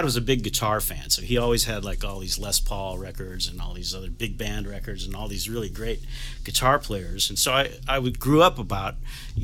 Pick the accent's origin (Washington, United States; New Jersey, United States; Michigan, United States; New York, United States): New York, United States; Buffalo; I grew up in Buffalo, New York